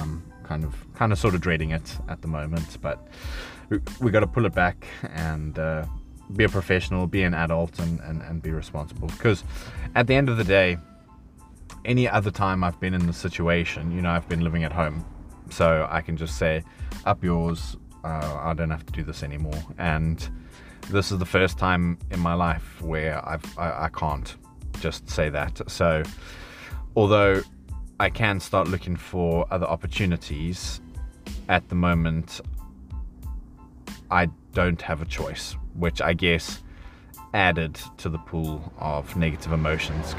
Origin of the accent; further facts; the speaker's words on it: South Africa; now in United Kingdom; as a South African